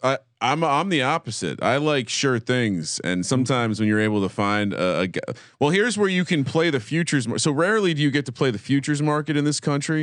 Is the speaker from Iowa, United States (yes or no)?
no; New Jersey, United States; growing up in Jersey